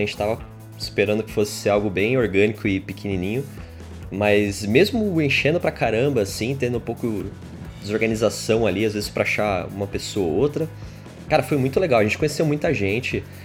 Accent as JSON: {"language": "Portuguese", "region": "São Paulo", "country": "Brazil", "said": "a gente é de São Paulo"}